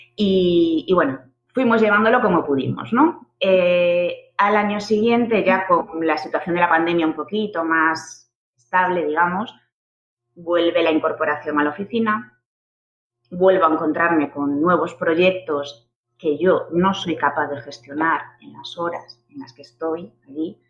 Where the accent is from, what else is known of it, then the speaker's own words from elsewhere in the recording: Galicia, Spain; moved away as an adult; also born or lived in Santiago de Compostela; now in Barcelona, Spain; soy gallega